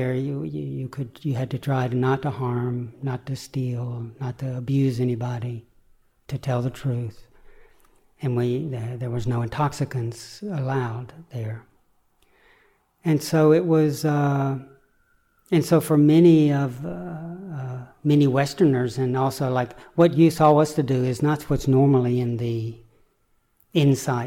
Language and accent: English; the Bible Belt, United States; growing up in the Bible Belt in America